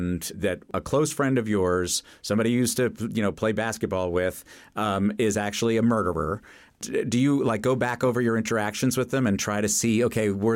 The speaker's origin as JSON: {"language": "English", "town": "New York City", "region": "New York", "country": "United States", "tie": "born or raised there", "said": "I grew up in New York City"}